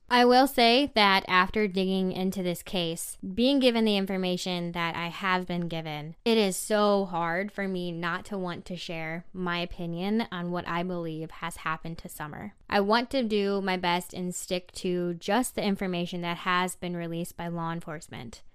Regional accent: Tennessee, United States; moved away; also born or lived in South Dakota; Tennessee is my home state

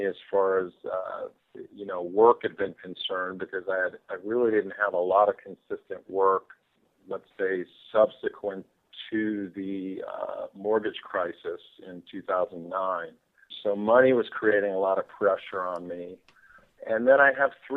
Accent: Eastern Long Island, New York, United States; I was born on Eastern Long Island. I grew up pretty much either playing a sport or at the beach. I grew up a beach kid

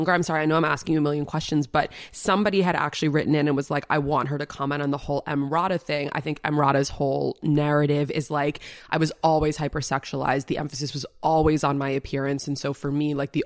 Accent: New York City, New York, United States; I grew up in such an abnormal way in the middle of New York City

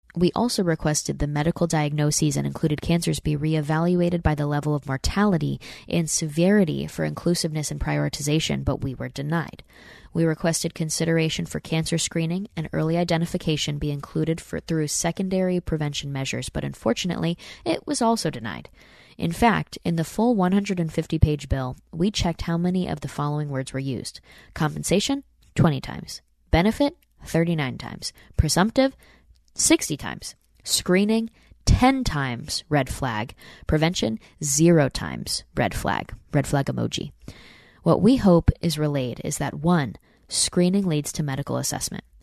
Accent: Saratoga Springs, New York, United States; moved away; my hometown in Saratoga, New York.

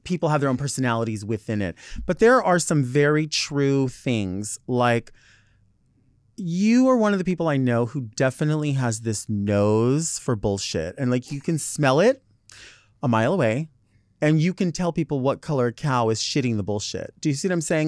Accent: Southern California, United States; I'm from Southern California

